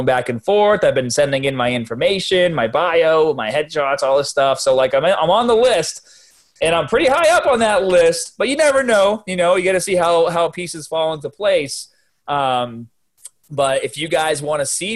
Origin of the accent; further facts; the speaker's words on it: Boston, Massachusetts, United States; accent: Boston; now in Florida, United States; I'm a Boston guy in Florida right now